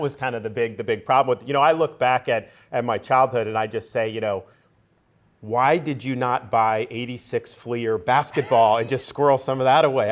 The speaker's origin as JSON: {"language": "English", "town": "Tampa", "region": "Florida", "country": "United States", "tie": "born or raised there", "said": "I grew up in the Tampa area"}